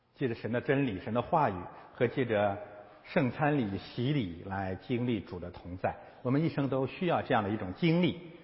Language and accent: Chinese; China; 我们中国人